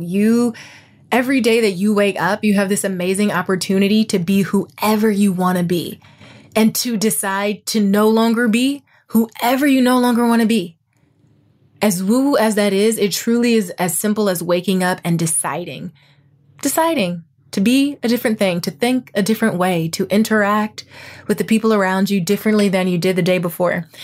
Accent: Toledo, Ohio, United States; moved away as an adult; also born or lived in Indiana / Dayton, Ohio / Dallas, Texas; now in Los Angeles, United States; I'm from Toledo

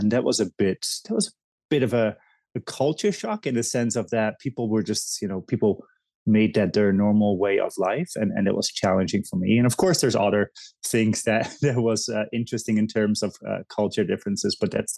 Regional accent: Netherlands; moved away as an adult; also born or lived in Indonesia / Haiti / Belgium; now in United States; So I was born in Indonesia, lived in Haiti for a while, then went to the Netherlands, lived in a couple of different places, to Belgium.

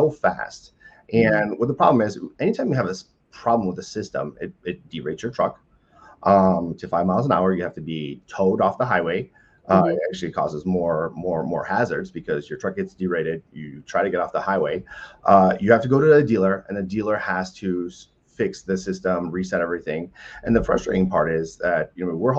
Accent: United States; as the American people

